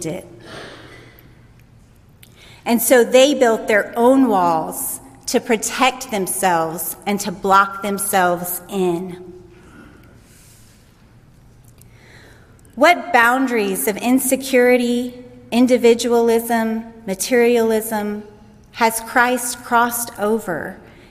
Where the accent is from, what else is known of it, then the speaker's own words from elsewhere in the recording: United States; As an American woman